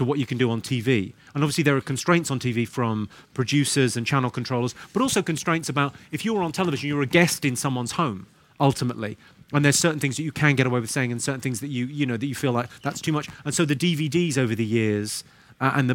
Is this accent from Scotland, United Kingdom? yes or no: no; Slough, South East England, United Kingdom; accent: posh; I'm from Slough